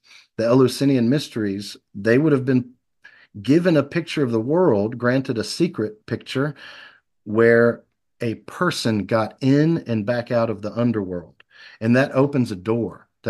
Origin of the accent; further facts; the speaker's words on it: Memphis, Tennessee, United States; born there; now in Tupelo, United States; I was born in Memphis, and my wife was born here in Tupelo. And so when I moved here, it was to to be with her.